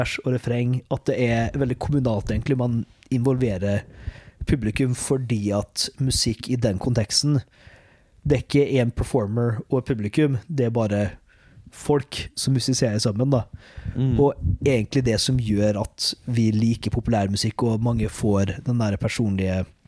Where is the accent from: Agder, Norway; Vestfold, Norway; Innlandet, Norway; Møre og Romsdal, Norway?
Møre og Romsdal, Norway; Molde; Jeg sitter jo og redigerer der eh, hjemme i Molde